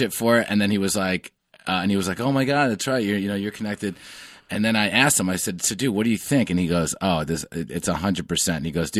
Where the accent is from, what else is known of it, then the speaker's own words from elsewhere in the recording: New York, United States; I grew up in the New York media market.